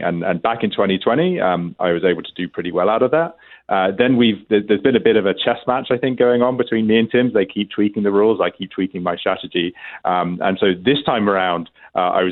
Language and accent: English; England, United Kingdom; now in Ontario, Canada; as you may be able to detect from my accent, I'm originally from England.